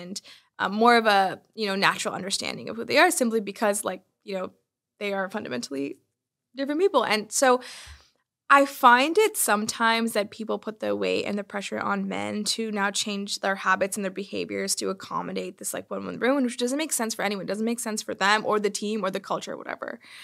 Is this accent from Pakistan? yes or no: no; Bay Area, California, United States; I grew up in the Bay Area, surrounded by technology and innovation